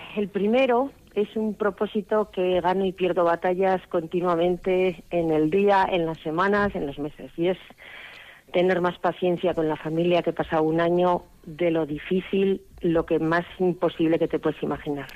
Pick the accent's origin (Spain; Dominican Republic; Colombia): Spain; Cáceres, Extremadura; now in Girona, Spain; estoy en Cataluña hace ya 42 años y quiero irme a mi tierra que es Extremadura, Cáceres.